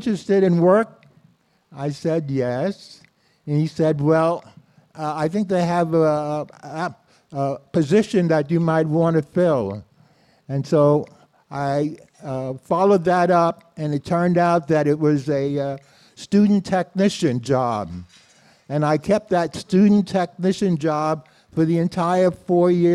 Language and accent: English; New York City, New York, United States; I was born in Brooklyn, spent most of my life in New York City, and was raised in a small community called Bedford-Stuyvesant.